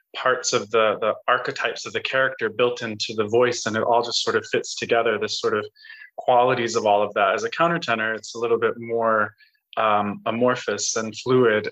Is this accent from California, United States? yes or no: no; Colorado, United States; I grew up in Colorado